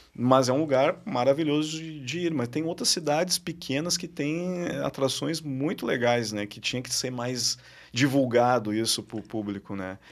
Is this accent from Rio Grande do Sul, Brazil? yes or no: yes; Porto Alegre, Rio Grande do Sul, Brazil; Eu sou de Porto Alegre